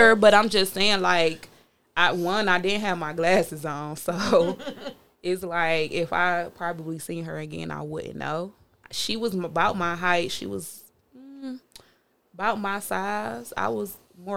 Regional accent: New Orleans, Louisiana, United States; I'm from New Orleans

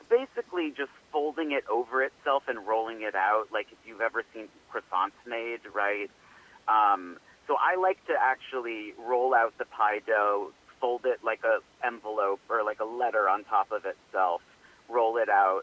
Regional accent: New England, United States; I grew up in New England

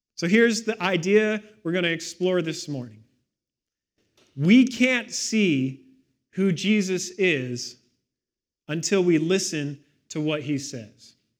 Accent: Victoria, British Columbia, Canada; I grew up in Victoria, right on the edge of Mount Douglas.

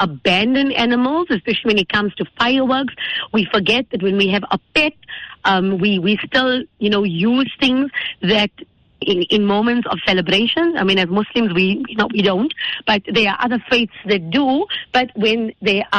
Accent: Indonesia; I grew up in Indonesia.

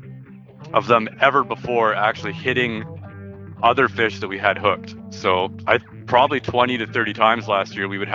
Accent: Robson, British Columbia, Canada; I grew up in Robson, right in the Columbia River

